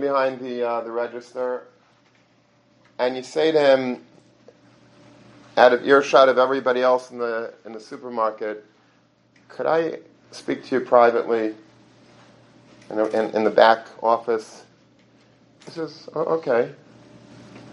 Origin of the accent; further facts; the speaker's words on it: Long Beach, United States; when I was a little boy growing up in Long Beach